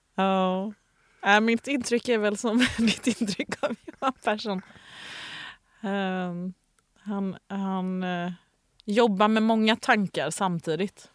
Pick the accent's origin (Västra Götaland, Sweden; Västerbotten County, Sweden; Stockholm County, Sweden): Västra Götaland, Sweden; Gothenburg; jag växte upp vid eh, Ullevi som ligger halvnära Liseberg